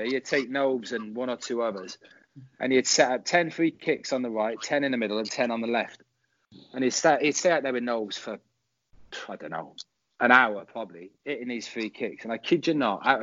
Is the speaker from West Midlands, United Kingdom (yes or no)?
no; Newport, Wales, United Kingdom; moved away; Newport, my hometown back in Wales